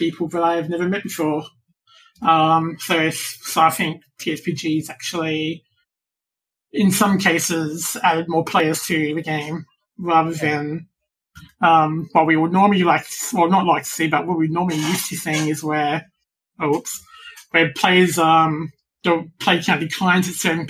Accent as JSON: {"language": "English", "country": "Australia", "said": "From Australia."}